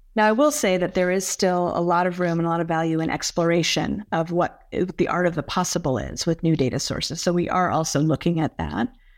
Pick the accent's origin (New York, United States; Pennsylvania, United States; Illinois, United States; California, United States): California, United States; now in Westchester County, United States; I grew up in California